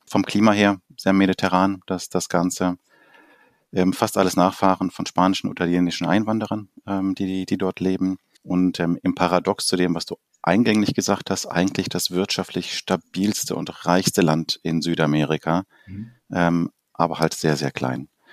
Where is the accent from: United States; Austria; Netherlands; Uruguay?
Uruguay; now in Germany; als ich selber noch als Kind in Uruguay Fußball gespielt habe